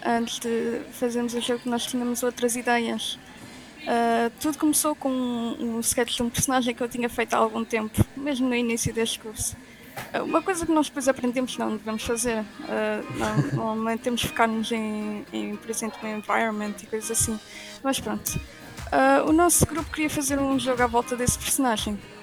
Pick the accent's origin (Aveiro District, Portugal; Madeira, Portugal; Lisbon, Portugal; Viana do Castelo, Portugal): Aveiro District, Portugal; Aveiro; sou da Aveiro